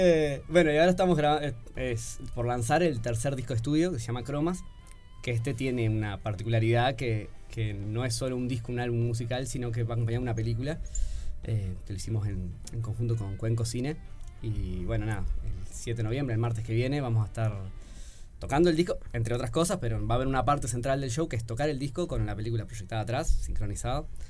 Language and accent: Spanish; Progreso, Canelones, Uruguay; also born or lived in Montevideo; Yo soy de Progreso, de Canelones